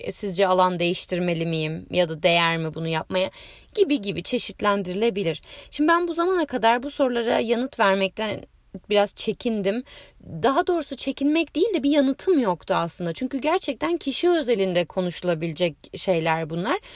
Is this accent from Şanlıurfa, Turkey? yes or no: no; Bursa, Turkey; moved away as an adult; also born or lived in Istanbul; Bursalıyım. Ee, o zamana kadar da Bursa'da yaşadım, üniversiteye kadar.